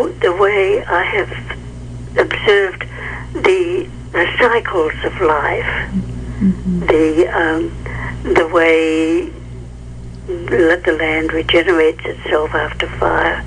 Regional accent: New Zealand; moved away as an adult; also born or lived in England; now in North Coast, California, United States; I am originally a New Zealander

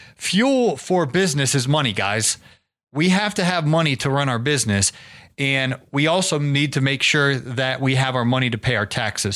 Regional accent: Canton, Ohio, United States; I was from Canton, Ohio, home of the Pro Football Hall of Fame

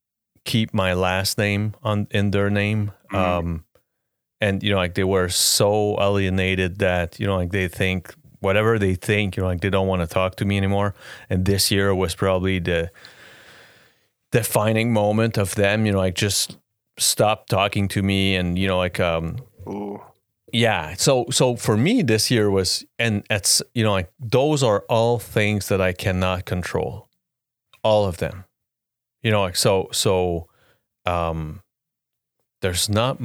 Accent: Quebec, Canada; The GOAT, Lecky. Yeah. I'm from Quebec. He's the GOAT.

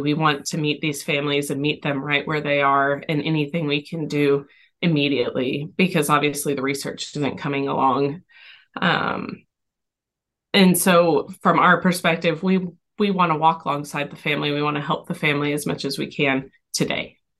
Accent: Texas, United States; now in Tennessee, United States; we're from Texas originally. We're now in Tennessee.

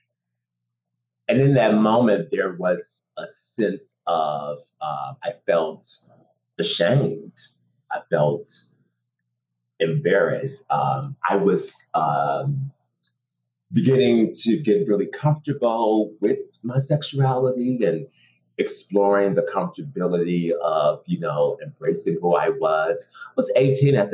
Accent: United States; I'm an American actor who happens to be Black and gay.

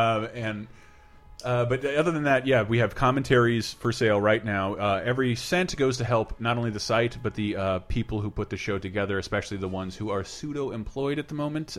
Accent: Tallahassee, Florida, United States; moved away; I'm from Florida.

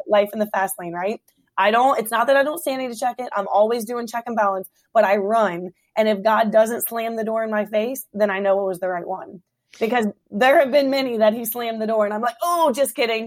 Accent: Hampton Roads, Virginia, United States; moved away as an adult; now in Woodbridge, United States; I born and raised in Hampton Roads

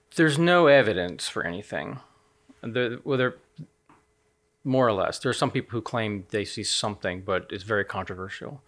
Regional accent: United States; moved away as an adult; also born or lived in Nottingham; now in United Kingdom; as an American citizen

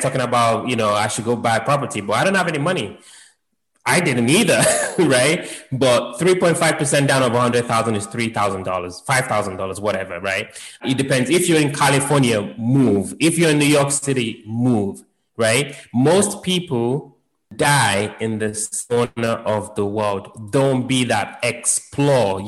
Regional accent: London, United Kingdom; moved away; I grew up in London

